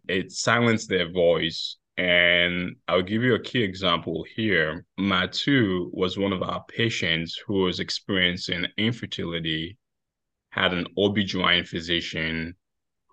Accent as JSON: {"language": "English", "country": "Sierra Leone", "moved": "yes", "said": "my home country, Sierra Leone."}